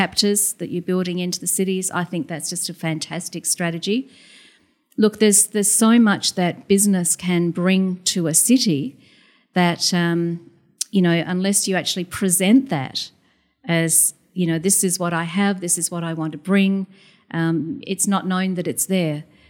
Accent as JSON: {"language": "English", "region": "Queensland", "country": "Australia", "also_born_or_lived": "Adelaide, Australia", "said": "I know I'm south of the border, but I'm definitely a Queenslander."}